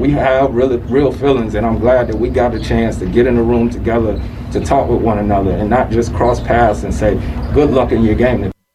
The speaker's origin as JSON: {"language": "English", "town": "Winston-Salem", "region": "North Carolina", "country": "United States", "tie": "born or raised there", "said": "my hometown of Winston-Salem"}